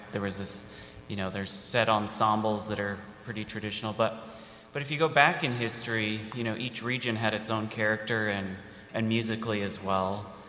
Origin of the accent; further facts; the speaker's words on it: Mountain West, United States; Like, yeah, you know, I'm from the Mountain West, which is like cowboy country, essentially, right?